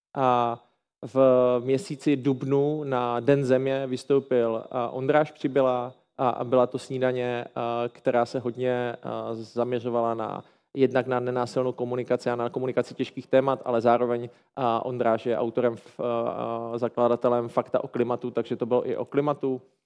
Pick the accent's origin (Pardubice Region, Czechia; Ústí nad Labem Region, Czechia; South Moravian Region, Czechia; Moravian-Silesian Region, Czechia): Moravian-Silesian Region, Czechia; Ostrava; já jsem z Ostravy